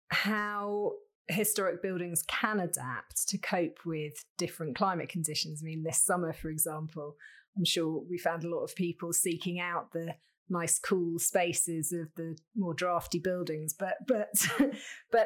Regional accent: Cambridge, East of England, United Kingdom; at King's College Cambridge, my hometown

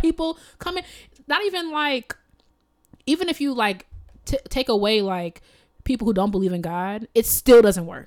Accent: United States; I am an American

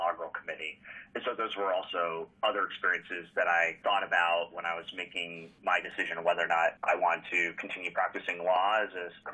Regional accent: Washington, District of Columbia, United States; I grew up in Washington, D.C.

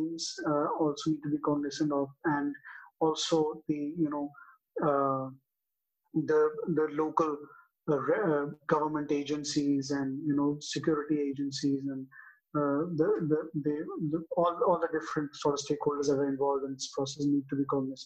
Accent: Islamabad, Islamabad Capital Territory, Pakistan; I actually hail from Islamabad

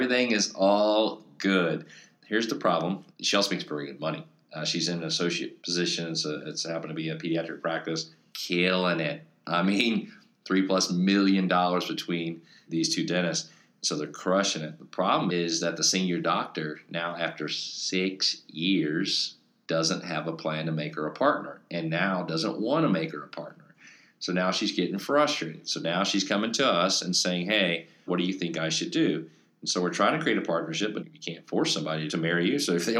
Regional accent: Florida, United States; my wife, she's from Georgia, I'm from Florida, and I've got this associateship position in Iowa

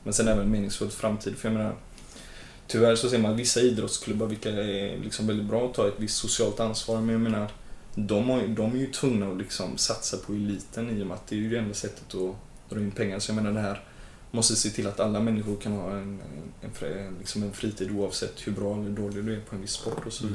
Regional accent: Gothenburg, Västra Götaland, Sweden; jag är född och uppvuxen och bor i Hammarkullen som ligger i Angered

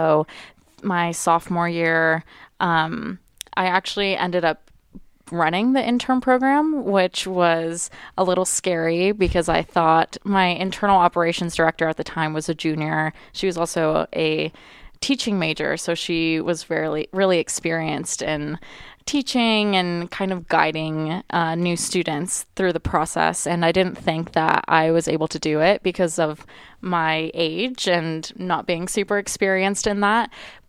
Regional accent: Tucson, Arizona, United States; I actually thought that I was going to go to the U of A because I'm from Tucson.

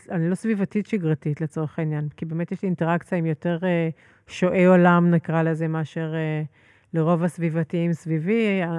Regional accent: Herzliya, Tel Aviv District, Israel; אני גדלתי בהרצליה פיתוח. אומנם אה, מהפחות עשירים של הרצליה פיתוח

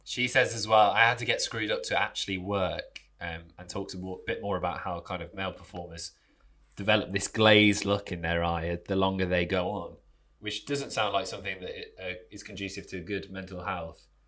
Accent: United Kingdom; I'm from the Midlands.

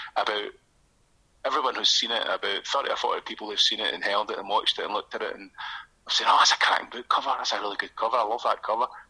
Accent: Airdrie, Scotland, United Kingdom; now in Coatbridge, United Kingdom; so I grew up in Airdrie, uh, North Lanarkshire, I'm from

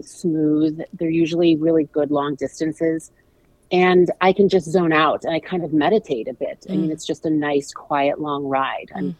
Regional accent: St. Louis, Missouri, United States; I'm from St. Louis

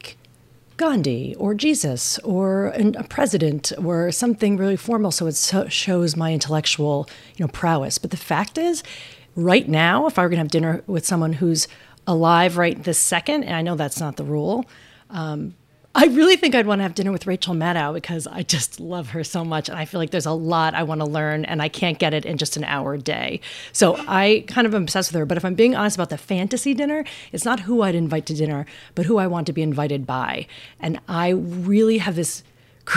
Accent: New Jersey, United States; moved away as an adult; also born or lived in Boston area; now in New York City, United States; I grew up in New Jersey, where I spent the first 20 years

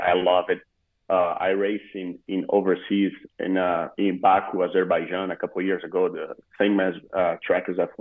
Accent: Rio Grande do Sul, Brazil; English is a second language; moved away as an adult; the region I was born is all Gaúchos

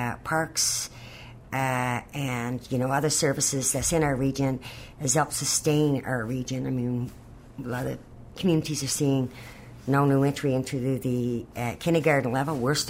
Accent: Rocky River, Newfoundland and Labrador, Canada; I'm from Rocky River

